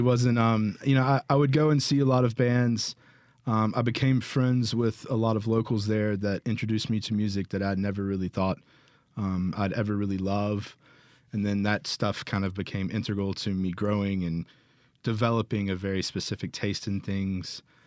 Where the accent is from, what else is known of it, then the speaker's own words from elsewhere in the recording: Jackson, Mississippi, United States; also born or lived in Flowood; born and raised in Jackson